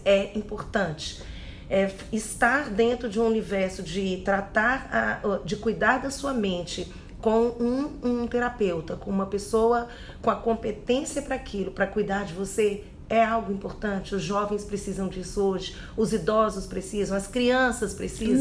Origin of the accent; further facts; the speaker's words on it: Minas Gerais, Brazil; como uma boa mineira que sou, criada por Pais mineiros